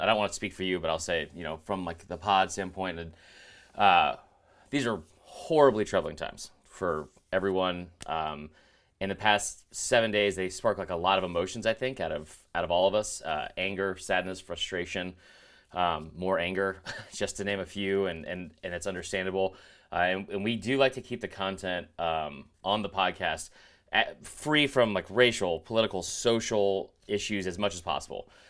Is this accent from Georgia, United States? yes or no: yes; Stone Mountain, Georgia, United States; I love growing up in Stone Mountain